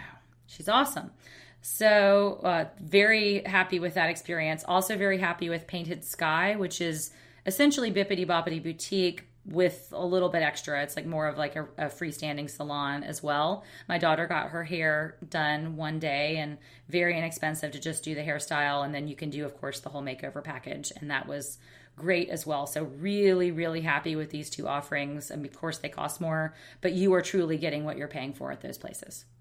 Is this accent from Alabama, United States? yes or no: yes; Alabama, United States; now in San Francisco, United States; I'm a girl from Alabama